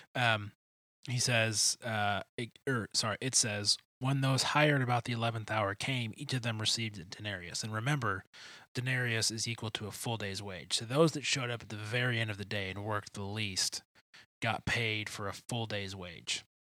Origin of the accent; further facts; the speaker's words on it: Grosse Pointe, Michigan, United States; I grew up in Metro Detroit. I grew up in a town called Grosse Pointe